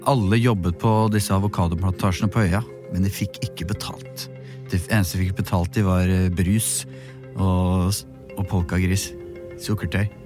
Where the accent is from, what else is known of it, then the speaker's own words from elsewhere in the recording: Norway; Jeg er journalist fra Norge.